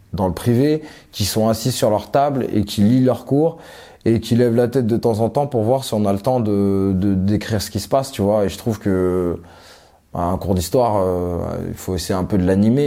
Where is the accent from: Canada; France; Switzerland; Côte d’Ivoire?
France; Élancourt, Île-de-France; also born or lived in Suresnes, France / Johannesburg, South Africa / Cape Town, South Africa; Je suis né à Suresnes dans le 92. après, on est parti dans les Yvelines à Elancourt